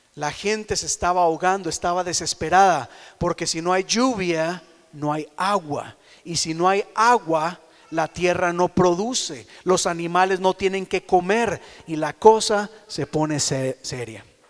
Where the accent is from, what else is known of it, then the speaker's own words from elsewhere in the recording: Costa Rica; moved away; en Costa Rica hay muchos techos de lata